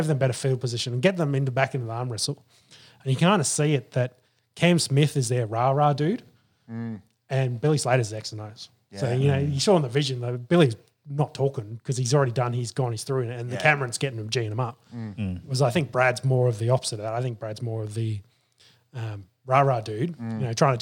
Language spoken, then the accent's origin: English; Queensland, Australia; I'm happy as the Queenslander.